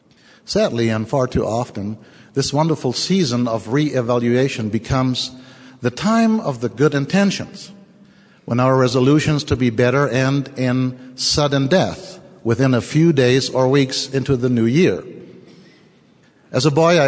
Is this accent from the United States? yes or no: no; Germany; accent: German; English is a second language; moved away; I am German. Not only because of my funny accent